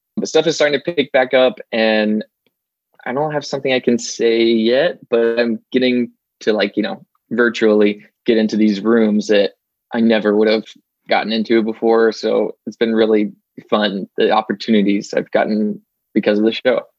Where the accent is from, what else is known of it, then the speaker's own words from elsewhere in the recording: Arkansas, United States; moved away as an adult; now in Los Angeles, United States; I grew up in Arkansas